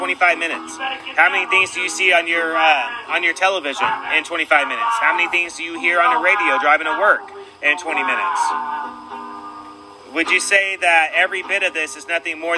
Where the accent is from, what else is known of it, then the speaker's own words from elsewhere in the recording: Sacramento, California, United States; moved away; also born or lived in San Francisco / South Lake Tahoe; I mainly grew up in California myself, in Northern California